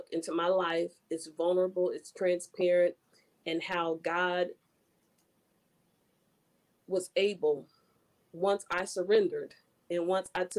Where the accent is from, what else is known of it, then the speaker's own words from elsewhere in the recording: Marion, Indiana, United States; my hometown of Marion, Indiana